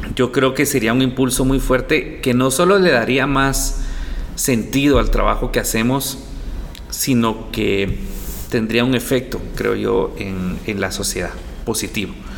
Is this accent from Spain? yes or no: no; Guatemala; quiénes somos como guatemaltecos